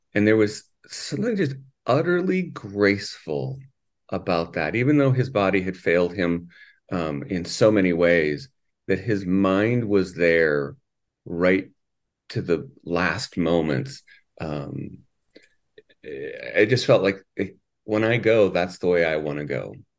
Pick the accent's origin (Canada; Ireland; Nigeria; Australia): Canada; also born or lived in Minnesota; now in Saint Louis Park, United States; I'm actually from Canada